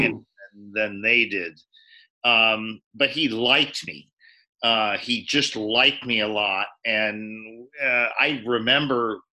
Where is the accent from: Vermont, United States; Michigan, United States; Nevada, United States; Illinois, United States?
Nevada, United States; Reno; moved away; also born or lived in Japan; I grew up in Reno, Nevada